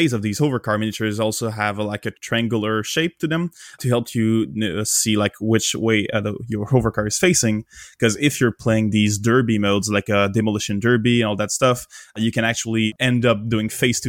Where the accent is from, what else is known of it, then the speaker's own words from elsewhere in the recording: Canada; I'm from Canada.